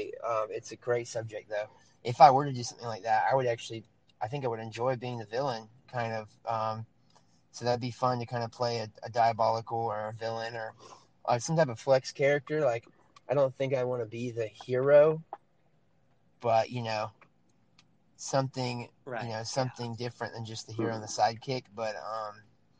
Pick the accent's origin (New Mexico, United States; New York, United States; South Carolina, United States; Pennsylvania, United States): South Carolina, United States; also born or lived in Charleston, South Carolina; I currently live in Charleston, South Carolina. I'm from South Carolina, but I'm not technically from Charleston